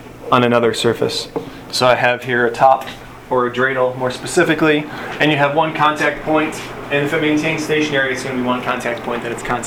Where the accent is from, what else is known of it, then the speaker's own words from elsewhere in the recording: Buffalo, New York, United States; I grew up in Buffalo, New York